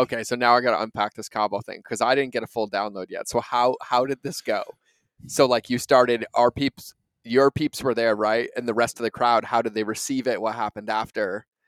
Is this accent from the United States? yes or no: yes; New England, United States; moved away as an adult; growing up in New England